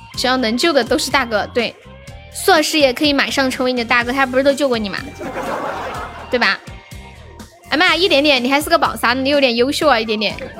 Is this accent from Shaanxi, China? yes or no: yes; Xi'an, Shaanxi, China; 我也是西安的耶。